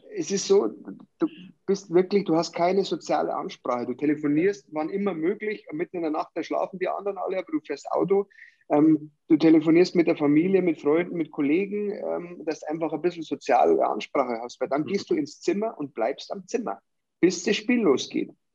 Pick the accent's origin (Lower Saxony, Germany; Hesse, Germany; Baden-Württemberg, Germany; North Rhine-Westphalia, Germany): Lower Saxony, Germany; Hanover; now in Bavaria, Germany; meine alte Heimat Hannover